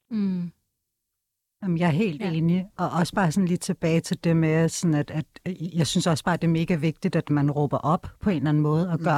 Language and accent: Danish; Denmark; jeg er født og opvokset her i Danmark